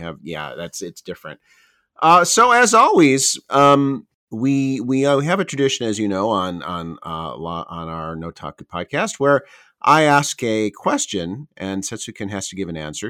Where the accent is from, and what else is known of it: Chicago, Illinois, United States; born or raised there; moved away as an adult; also born or lived in Tokyo, Japan; now in Japan